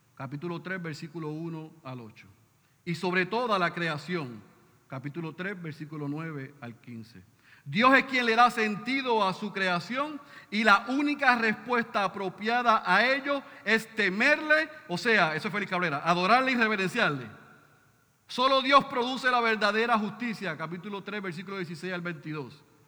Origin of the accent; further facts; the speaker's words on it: Puerto Rico; somos puertorriqueños